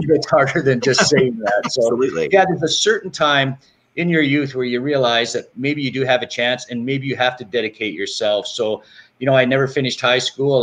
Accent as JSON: {"language": "English", "country": "Canada", "tie": "born or raised there", "said": "growing up in Canada"}